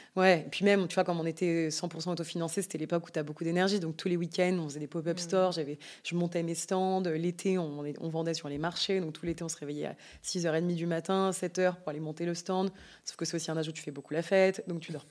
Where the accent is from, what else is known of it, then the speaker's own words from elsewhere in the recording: Yvelines, Île-de-France, France; moved away as an adult; also born or lived in Paris; now in Biarritz, France; J'ai grandi dans les Yvelines, dans une famille de cinq enfants